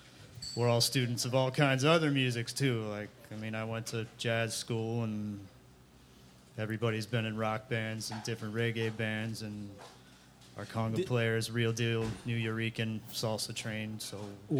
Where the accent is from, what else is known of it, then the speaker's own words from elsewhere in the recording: Washington, District of Columbia, United States; now in Austin, United States; I grew up around Washington, D.C.